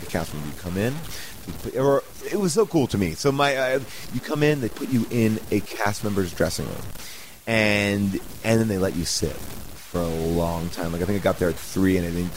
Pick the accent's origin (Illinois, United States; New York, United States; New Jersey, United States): New York, United States; I am from New York